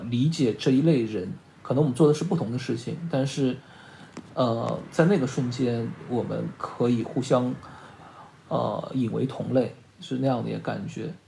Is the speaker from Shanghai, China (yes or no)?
yes; Shanghai, China; 因为我是上海人嘛